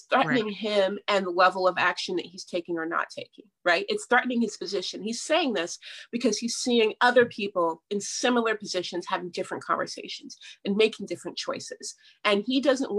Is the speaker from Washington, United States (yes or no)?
yes; Seattle, Washington, United States; my mom is white and I grew up in Seattle